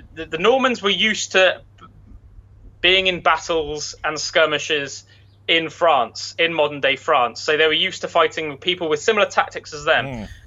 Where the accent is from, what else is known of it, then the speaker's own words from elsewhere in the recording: England, United Kingdom; as an English man